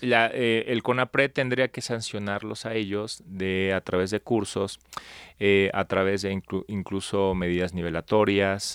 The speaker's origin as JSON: {"language": "Spanish", "town": "Palenque", "region": "Chiapas", "country": "Mexico", "tie": "born or raised there", "moved": "yes", "lives_now": "Mexico City, Mexico", "said": "yo nací en Palenque, Chiapas, sin embargo, llevo viviendo en la Ciudad de México 23 años, ya soy chilango de Hueso Colorado"}